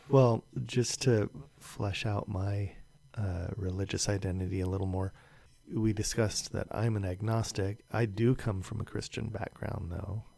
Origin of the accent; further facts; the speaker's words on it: San Jose, California, United States; moved away as an adult; now in Santa Cruz, United States; I was born and raised in San Jose, California